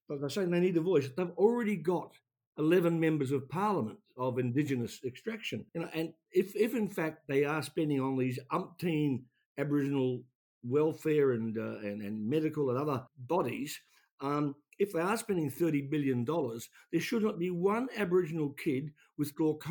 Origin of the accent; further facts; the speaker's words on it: Taranaki, New Zealand; now in Australia; Mount Egmont in my hometown